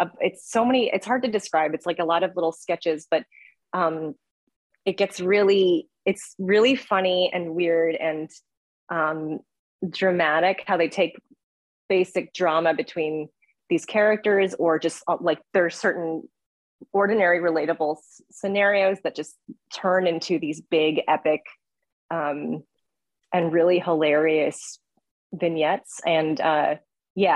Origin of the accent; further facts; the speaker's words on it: Southern California, United States; I'm from Southern California too, and it's set kind of in the area that I grew up